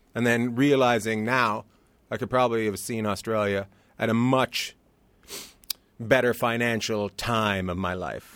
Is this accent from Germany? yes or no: no; Terrace, British Columbia, Canada; now in Long Beach, United States; I grew up near Alaska, a place called Terrace, British Columbia